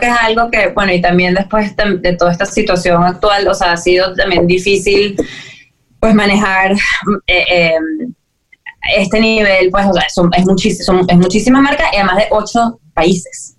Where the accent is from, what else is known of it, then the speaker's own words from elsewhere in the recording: Venezuela; siendo venezolana, de Venezuela